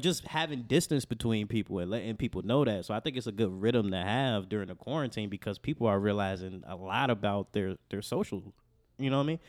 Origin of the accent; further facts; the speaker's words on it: Chicago, Illinois, United States; growing up on Southside of Chicago